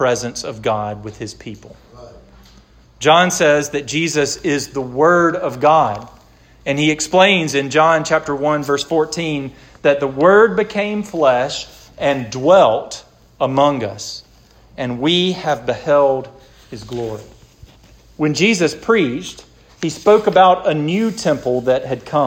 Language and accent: English; the South, United States; because we're American and because we're born in the South